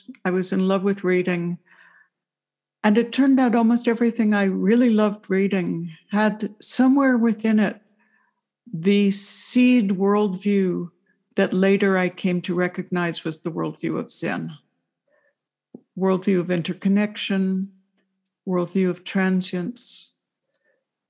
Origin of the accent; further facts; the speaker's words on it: New York City, New York, United States; I was growing up in New York City